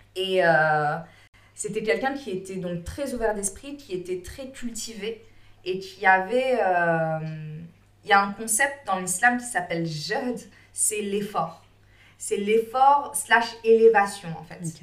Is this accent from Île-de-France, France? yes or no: yes; Bagneux, Île-de-France, France; moved away; also born or lived in Réunion; je suis née, j'ai grandi en France, je parlais français, enfin, je suis française quoi. Mmh. j'ai grandi dans, en cité, à Bagneux